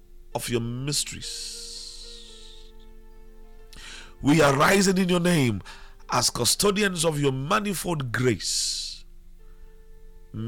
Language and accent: English; Elmina, Central Region, Ghana; I was born in Elmina, so I should be able to speak Fanti